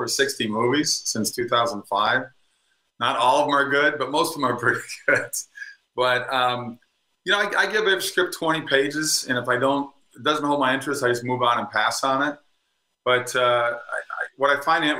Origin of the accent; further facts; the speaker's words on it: Minnesota, United States; moved away as an adult; also born or lived in California; now in Florida, United States; I grew up in Minnesota. I don't miss the cold winters anymore. I left right after college.